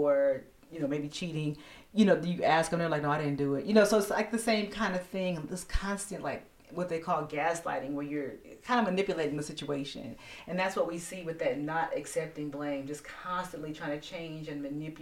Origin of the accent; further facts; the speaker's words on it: United States; as American people